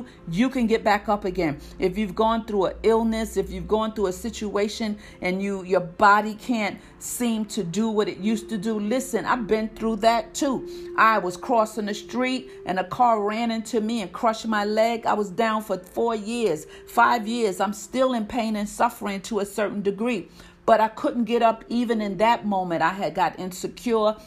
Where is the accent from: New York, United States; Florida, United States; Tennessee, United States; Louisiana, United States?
New York, United States; New York City; moved away as an adult; now in North Carolina, United States; born and raised in Harlem, New York